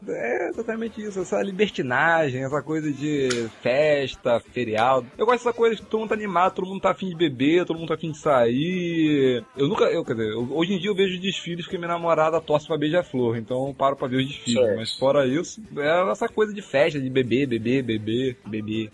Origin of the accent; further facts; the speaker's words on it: Araruama, Rio de Janeiro, Brazil; eu sou de Araruama, então, tipo, eu sou da região dos Lagos, no Rio